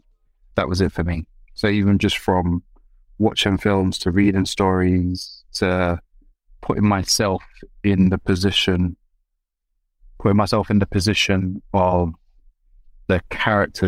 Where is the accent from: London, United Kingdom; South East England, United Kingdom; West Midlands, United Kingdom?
London, United Kingdom; But I was raised in South London. So the person that you see before you, I'm made of South London stock